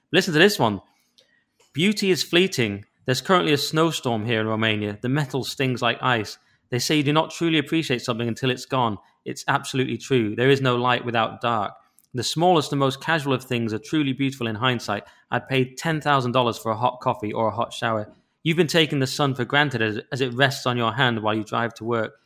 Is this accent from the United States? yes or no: no; England, United Kingdom; I'm English